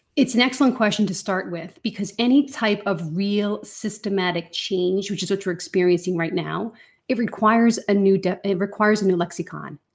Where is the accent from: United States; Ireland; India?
Ireland; accent: Irish; I definitely go, go rogue in my Irish accent when I'm with a fellow Irish person